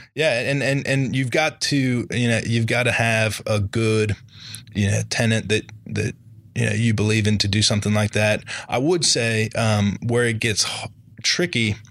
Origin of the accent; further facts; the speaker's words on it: Charlotte, North Carolina, United States; I grew up here in Charlotte